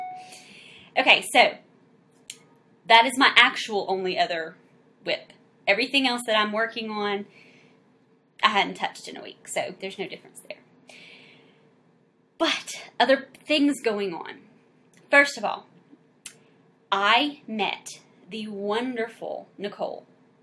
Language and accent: English; South Louisiana, United States; we're actually from South Louisiana